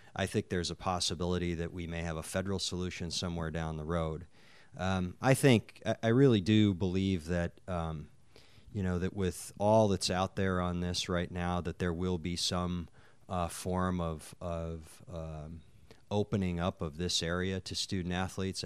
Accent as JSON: {"language": "English", "region": "North Dakota", "country": "United States", "tie": "born or raised there", "said": "I grew up in North Dakota"}